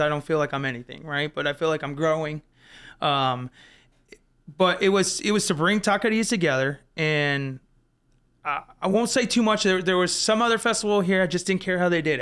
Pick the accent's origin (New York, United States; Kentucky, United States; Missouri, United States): Missouri, United States; Florissant; I grew up in the Florissant, Hazelwood area. I went to Hazelwood West High School.